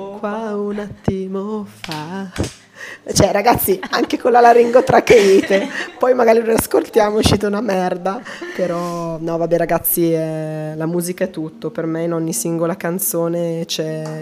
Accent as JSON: {"language": "Italian", "town": "Calusco d'Adda", "region": "Lombardy", "country": "Italy", "tie": "born or raised there", "also_born_or_lived": "Ponte San Pietro", "said": "io ti dico sono nata a Calusco, cioè sono nata a Ponte in realtà che è qua quarto d'ora da Calusco"}